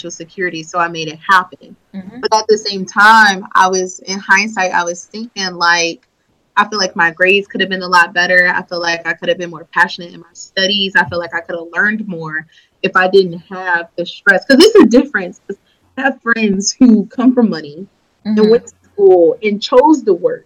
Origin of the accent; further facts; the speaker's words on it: Michigan, United States; I was from Michigan